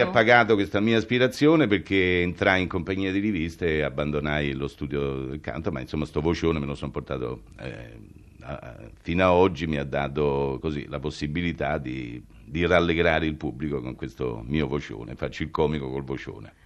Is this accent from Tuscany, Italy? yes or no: no; Rome, Lazio, Italy; sono romano, nato a Roma